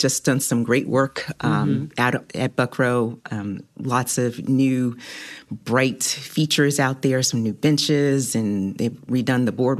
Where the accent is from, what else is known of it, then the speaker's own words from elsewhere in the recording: Winston-Salem, North Carolina, United States; also born or lived in New Jersey / New York / Virginia; now in Hampton Roads, United States; I'm originally from Winston-Salem, North Carolina.